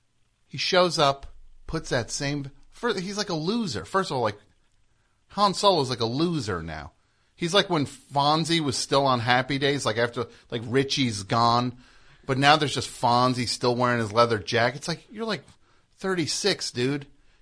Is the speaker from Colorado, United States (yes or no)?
yes; Centennial, Colorado, United States; Well, technically I'm from Centennial.